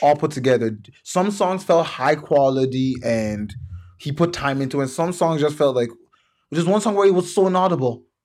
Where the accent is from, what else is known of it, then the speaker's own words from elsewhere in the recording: Toronto, Ontario, Canada; I'm from Toronto and I support Toronto artists